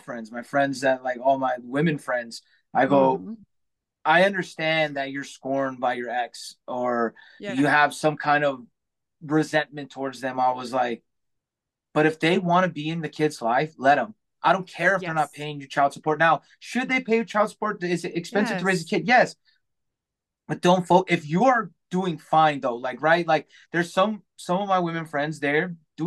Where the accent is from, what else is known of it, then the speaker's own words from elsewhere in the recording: California, United States; now in Michigan, United States; I live in Michigan now. We're originally from, I'm from California